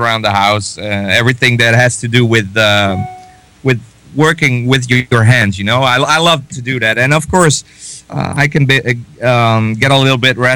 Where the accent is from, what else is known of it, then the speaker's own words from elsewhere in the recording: Netherlands; I'm from the Netherlands